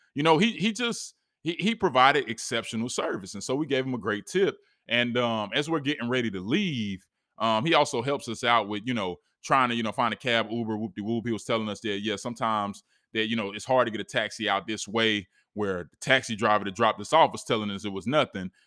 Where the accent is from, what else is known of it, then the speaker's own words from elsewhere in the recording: East Coast, United States; we come from the East Coast, we're visiting